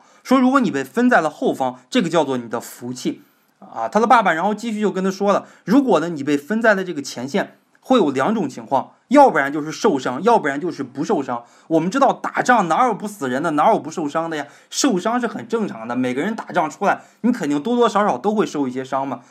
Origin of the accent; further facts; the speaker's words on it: China; 我们中国人说话比较直接